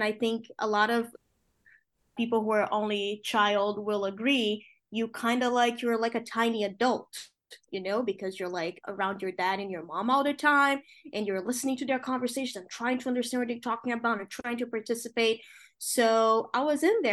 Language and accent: English; Rio de Janeiro, Brazil; English is a second language; moved away as an adult; now in New York, United States; my parents met when they were reporters working for a newspaper in Rio de Janeiro, my hometown